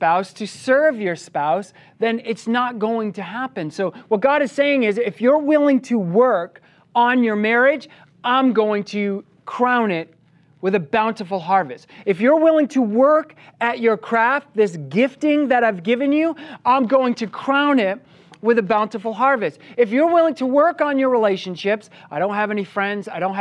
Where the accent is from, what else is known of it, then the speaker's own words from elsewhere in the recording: Maine, United States; having been born and raised in Maine, I grew up working on a farm